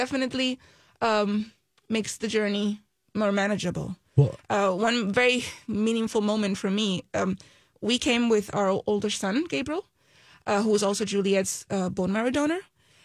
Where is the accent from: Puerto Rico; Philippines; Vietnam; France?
Puerto Rico; We're originally from Puerto Rico. I mean, we're still in Puerto Rico.